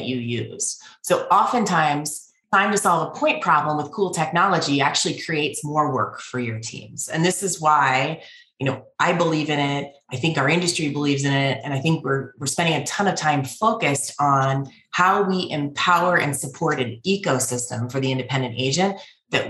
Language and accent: English; Pittsburgh, Pennsylvania, United States; moved away; I am originally from Pittsburgh.